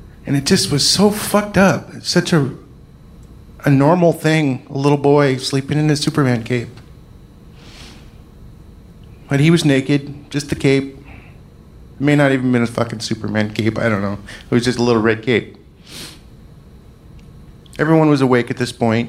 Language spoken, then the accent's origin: English; Scotland, United Kingdom; I'm Scottish